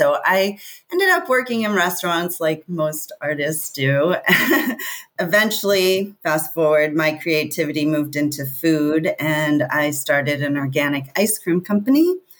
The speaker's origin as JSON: {"language": "English", "region": "East Coast", "country": "United States", "tie": "born or raised there", "also_born_or_lived": "Santa Fe, New Mexico", "moved": "as an adult", "lives_now": "California, United States", "said": "growing up on the East Coast. And I lived in Santa Fe for 13 years"}